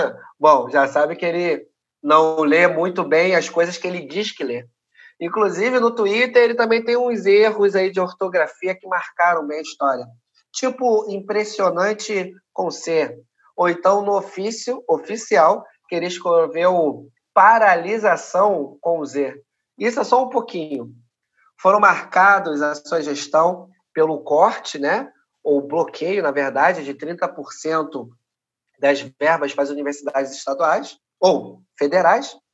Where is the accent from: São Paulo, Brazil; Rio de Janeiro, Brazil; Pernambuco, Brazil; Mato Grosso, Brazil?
Rio de Janeiro, Brazil; Sou cria aqui, né? Tô falando de, um, de uma favela aqui do Rio de Janeiro chamada Maré.